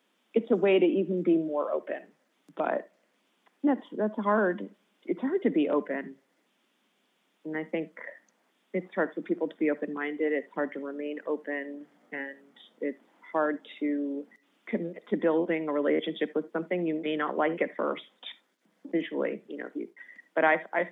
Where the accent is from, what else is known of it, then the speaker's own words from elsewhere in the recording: Connecticut, United States; I grew up in Connecticut